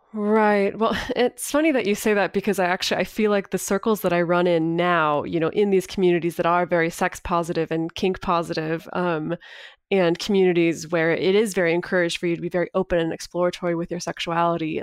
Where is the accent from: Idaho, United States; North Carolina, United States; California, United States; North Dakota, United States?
California, United States; Northern; I grew up in Northern California in a really small little town, um, about two hours north of Sacramento.